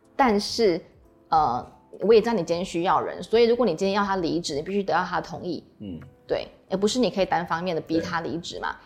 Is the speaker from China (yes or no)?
no; Taiwan; 说他的病假是跟我们台湾人一样